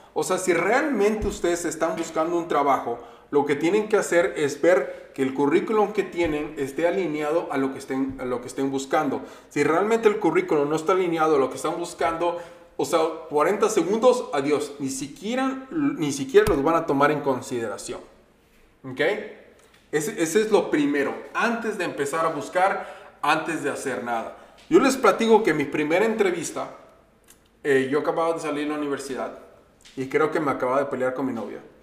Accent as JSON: {"language": "Spanish", "region": "Veracruz", "country": "Mexico", "moved": "yes", "lives_now": "Minnesota, United States", "said": "yo vivo en Minnesota y voy mucho a México, soy veracruzano"}